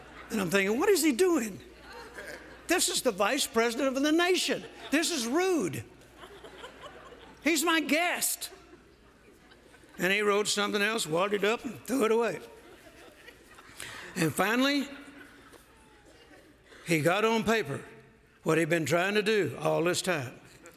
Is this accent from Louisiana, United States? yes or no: yes; Louisiana, United States; also born or lived in Mississippi; now in Texas, United States; I'm a Southern boy. I was born in Mississippi. I grew up in Louisiana. I've been living in Texas since 1970.